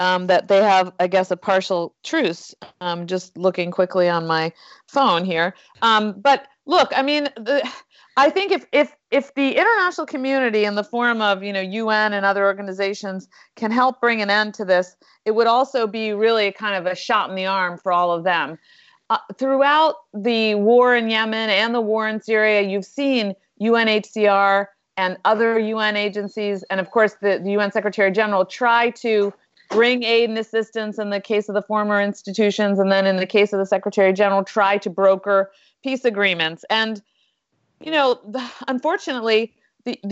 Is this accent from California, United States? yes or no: no; Westchester, New York, United States; I was from Westchester too